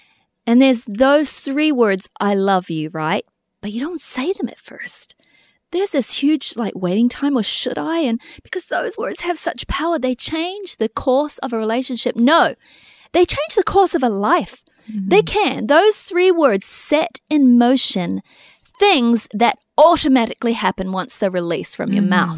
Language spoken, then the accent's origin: English; New Zealand; we grew up in New Zealand